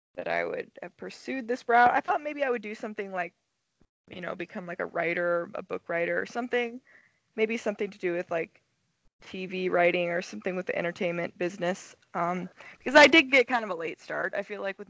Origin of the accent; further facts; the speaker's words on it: Soldotna, Alaska, United States; moved away as an adult; also born or lived in Rexburg, Idaho / Portland, Oregon; now in Los Angeles, United States; I'm originally from Soldotna, Alaska, and I was born and raised there.